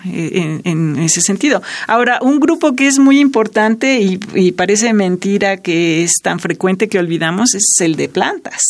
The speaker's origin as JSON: {"language": "Spanish", "country": "Mexico", "said": "nuestro país y para nuestra cultura como mexicanos"}